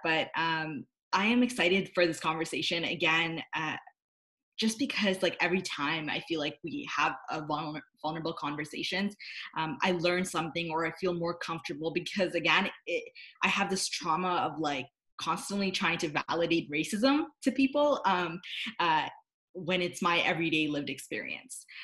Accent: Canada; I'm from Canada.

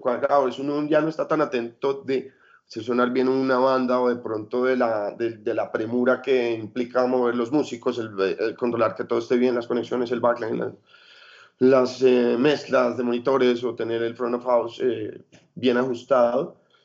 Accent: Colombia; moved away as an adult; also born or lived in Europe; cuando ya me fui de Colombia y empecé a trabajar como carga y descarga y como todo lo que pudiera en, eventos en Europa

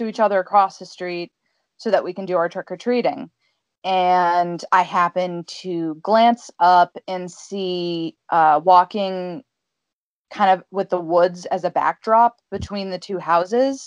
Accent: Massachusetts, United States; born and raised in New England. Specifically Massachusetts

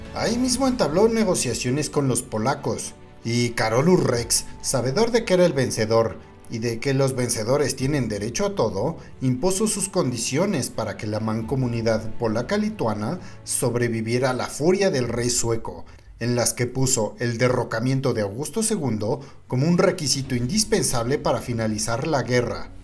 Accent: Mexico; el vikingo mexicano

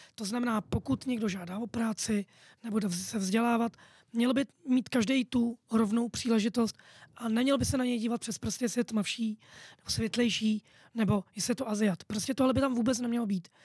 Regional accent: Prague, Czechia; narodil jsem se v Praze

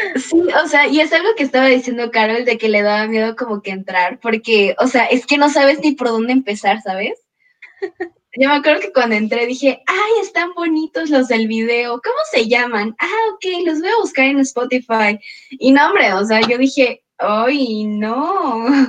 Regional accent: Mexico; uno se siente orgulloso como mexicano

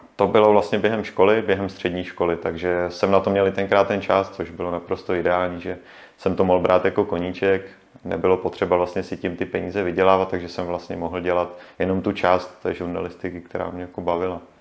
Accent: Jihlava, Vysočina Region, Czechia; já jsem vlastně původně z Jihlavy

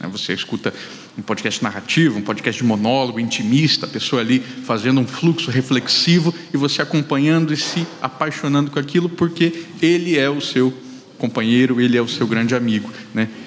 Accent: Mato Grosso do Sul, Brazil; also born or lived in Rio Grande do Sul; Mas olha que o sotaque é uma loucura, porque eu sou sul-mato-grossense.

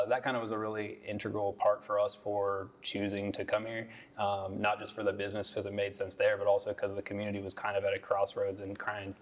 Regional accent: Columbus, Ohio, United States; moved away as an adult; now in Kinston, United States; I come from Columbus, Ohio. I lived there for the first 30 or 31 years

